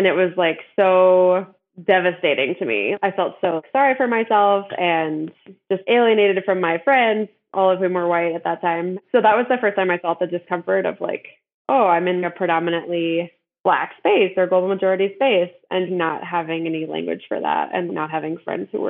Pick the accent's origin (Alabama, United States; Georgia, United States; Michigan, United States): Georgia, United States; Decatur; I grew up in Georgia in the Atlanta area and went to a small elementary school in a mostly white segregated neighborhood in this very small, it's a 4-square-mile area called Decatur